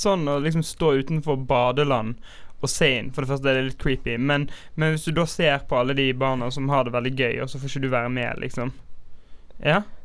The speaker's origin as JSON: {"language": "Norwegian", "town": "Bergen", "region": "Vestland", "country": "Norway", "said": "vi som bergensere"}